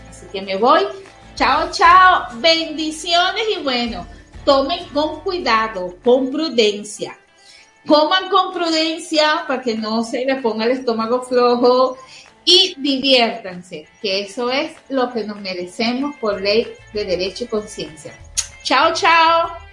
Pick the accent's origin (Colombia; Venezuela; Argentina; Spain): Venezuela; somos los venezolanos